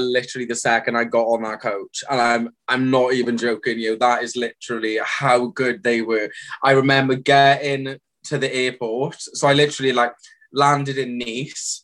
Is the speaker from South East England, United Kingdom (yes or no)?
no; the Valleys, Wales, United Kingdom; "Oh, you're from the valleys, are you?" And I'm like, "Yeah, I actually am."